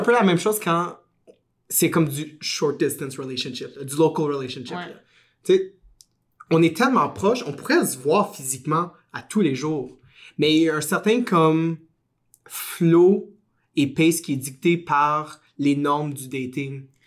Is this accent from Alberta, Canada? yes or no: no; Gatineau, Quebec, Canada; also born or lived in Montreal; je viens d'Ottawa, mais ben, de Gatineau